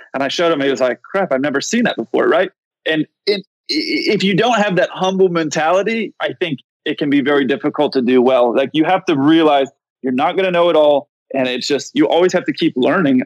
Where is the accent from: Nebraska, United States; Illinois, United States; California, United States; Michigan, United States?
California, United States; San Diego; I grew up in San Diego